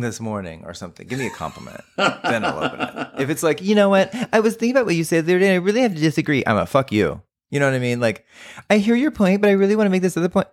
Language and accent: English; San Antonio, Texas, United States; when I was growing up in Texas